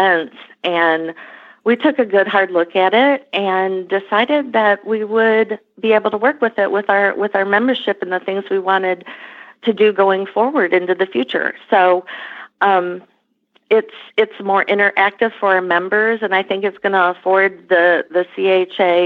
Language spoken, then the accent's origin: English; Michigan, United States; moved away as an adult; also born or lived in Nashville, Tennessee / Lexington, Kentucky; So I'm originally from Michigan, so I moved back to Michigan after school